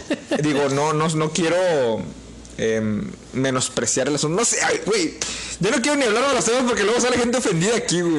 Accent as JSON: {"language": "Spanish", "country": "Mexico", "said": "Somos mexicanos y somos desmadrosos"}